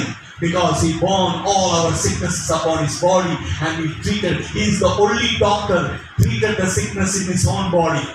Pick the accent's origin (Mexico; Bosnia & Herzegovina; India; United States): India; as well as being an Indian